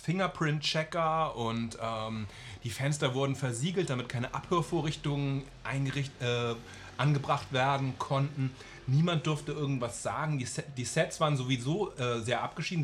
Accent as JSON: {"language": "German", "country": "Germany", "said": "als Deutscher"}